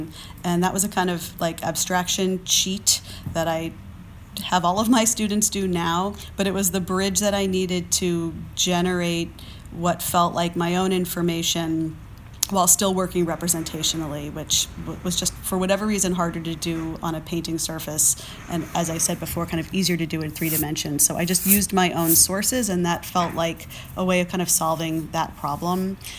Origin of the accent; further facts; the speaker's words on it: East Coast, United States; I grew up on the East Coast. I spent a lot of time in New York and more vertical places.